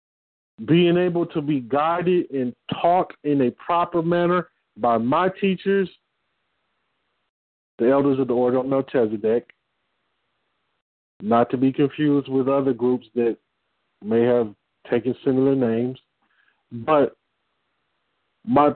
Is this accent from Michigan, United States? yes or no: yes; Detroit, Michigan, United States; I'm from Detroit